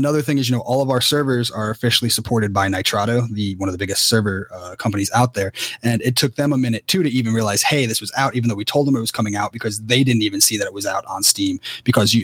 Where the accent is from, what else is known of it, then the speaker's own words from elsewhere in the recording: Cary, North Carolina, United States; moved away; I'm from Cary initially